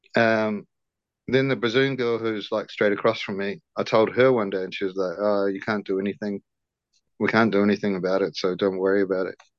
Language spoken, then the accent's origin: English; New Zealand; also born or lived in Brisbane, Australia; so I'm Kiwi. I'm from New Zealand. I'm back in living in New Zealand, um, in Auckland